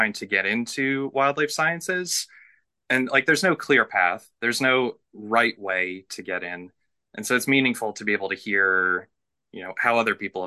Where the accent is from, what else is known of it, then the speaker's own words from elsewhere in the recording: West Chester, Pennsylvania, United States; moved away as an adult; now in North Carolina, United States; I grew up in Westchester, Pennsylvania. So, it's a suburb of Philadelphia, maybe about half an hour to 45 minutes west of the city